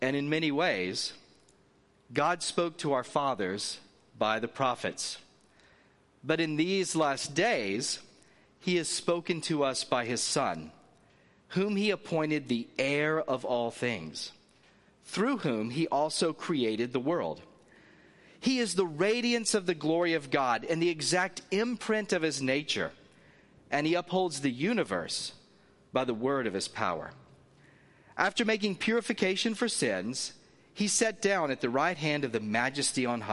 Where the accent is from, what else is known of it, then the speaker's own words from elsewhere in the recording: Northwest Florida, United States; accent: Southern; moved away as an adult; also born or lived in North Carolina / Virginia; now in Southern California, United States; I'm originally from the South, and so occasionally a Southern accent will come out very strongly, and you'll hear that. I'm originally from Northwest Florida.